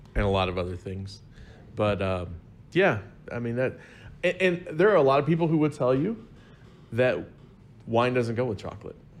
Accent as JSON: {"language": "English", "region": "Southern Illinois", "country": "United States", "said": "I am from Southern Illinois"}